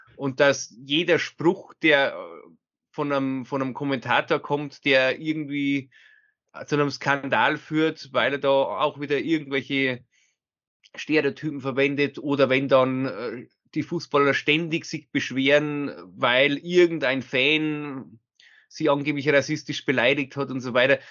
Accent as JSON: {"language": "German", "region": "Bavaria", "country": "Germany", "tie": "born or raised there", "said": "bei uns in Bayern"}